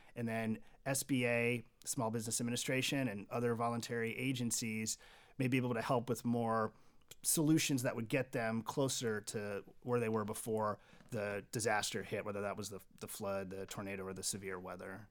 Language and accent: English; Kansas City, Missouri, United States; I'm from the Kansas City area and I've got three younger children